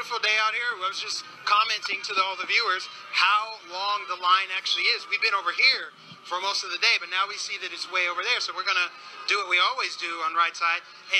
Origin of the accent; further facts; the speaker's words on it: Colorado, United States; now in Florida, United States; I love the South. I grew up in Colorado originally. I love the South. I live in Florida.